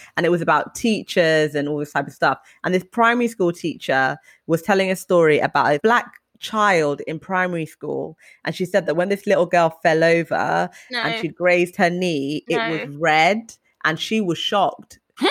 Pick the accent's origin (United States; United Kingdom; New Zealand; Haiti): United Kingdom; England; And I remember, like, growing up in England